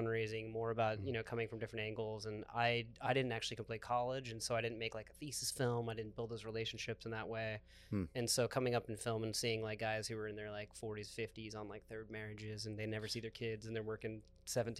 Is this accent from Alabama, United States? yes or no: no; New Braunfels, Texas, United States; also born or lived in Fort Worth, Texas / Austin, Texas; I grew up here in New Braunfels, grew up around a ton of musicians